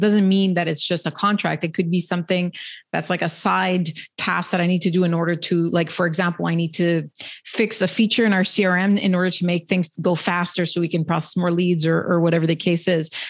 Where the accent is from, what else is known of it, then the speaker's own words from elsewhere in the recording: Canada; I'm Canadian